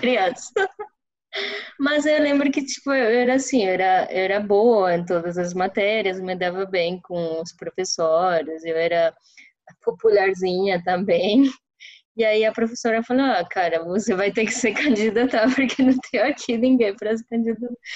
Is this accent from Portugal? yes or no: no; Santa Marta, Magdalena, Colombia; Portuguese is a second language; moved away as an adult; also born or lived in Medellín; now in São Paulo, Brazil; eu sou do litoral da Colômbia, eu sou da, de Santa Marta, que é uma cidade bem pequenininha no Caribe colombiano